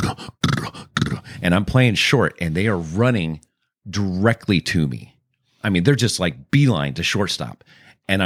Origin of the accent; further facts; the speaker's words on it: California, United States; also born or lived in Texas; I'm from California